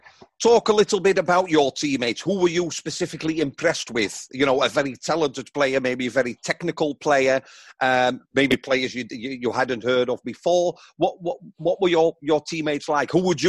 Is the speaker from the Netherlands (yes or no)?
yes; Netherlands; English is a second language; moved away as an adult; now in England; I'm from Holland. I came here about 30 years ago